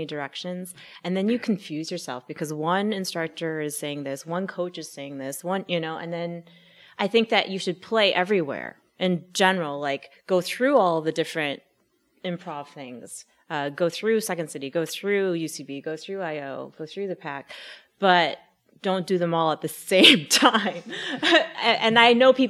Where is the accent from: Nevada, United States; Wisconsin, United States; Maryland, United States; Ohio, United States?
Wisconsin, United States; also born or lived in Minneapolis, Minnesota; now in Los Angeles, United States; I'm from Wisconsin.